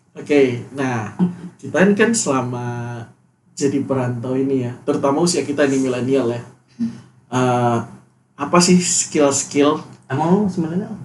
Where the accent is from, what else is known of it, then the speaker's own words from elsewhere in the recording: West Nusa Tenggara, Indonesia; moved away; gua kan Nusa Tenggara Barat